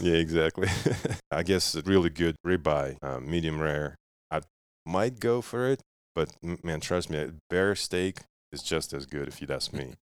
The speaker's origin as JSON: {"language": "English", "country": "Russia", "tie": "born or raised there", "moved": "yes", "lives_now": "United States", "said": "I was growing up in Russia, and, and my dad used to hunt"}